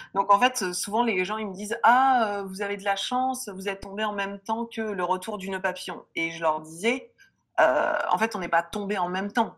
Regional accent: Lille, Hauts-de-France, France; also born or lived in Reims; je suis lilloise

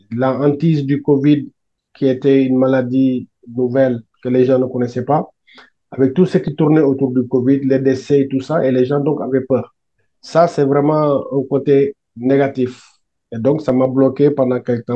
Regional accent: Senegal; also born or lived in Italy; now in France; je suis sénégalais. Euh, je suis arrivé en France en 2013, mais avant, j'étais en Italie

